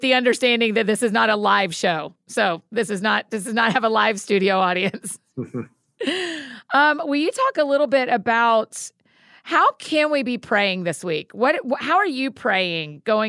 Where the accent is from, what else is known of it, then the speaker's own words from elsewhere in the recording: Atlanta, Georgia, United States; I grew up in Atlanta. I'm a Falcons girl